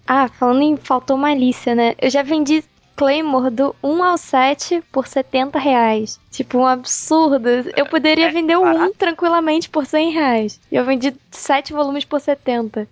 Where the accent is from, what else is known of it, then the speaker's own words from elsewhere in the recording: Rio de Janeiro, Brazil; Eu sou do Rio